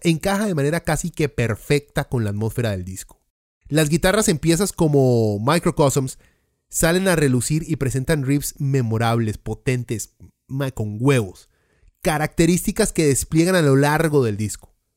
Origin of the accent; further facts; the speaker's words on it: Costa Rica; somos la Suiza centroamericana